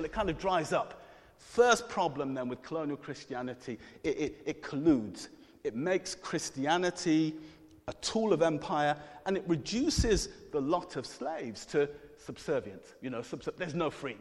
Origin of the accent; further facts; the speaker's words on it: Coventry, West Midlands, United Kingdom; I'm from Coventry